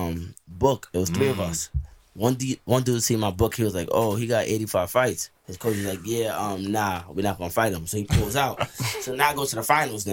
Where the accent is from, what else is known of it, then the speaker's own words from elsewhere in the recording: New York, United States; moved away; also born or lived in South Dakota; I'm really from New York